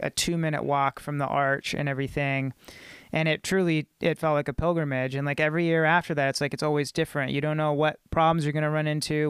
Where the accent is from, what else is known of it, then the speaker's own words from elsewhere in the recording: Clarksville, Tennessee, United States; I grew up in Clarksville, you know, and it's a military town